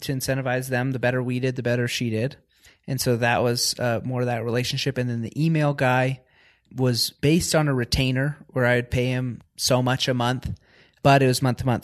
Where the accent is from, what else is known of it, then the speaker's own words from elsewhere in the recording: Washington, United States; I grew up in Washington State in the, more of a farming community.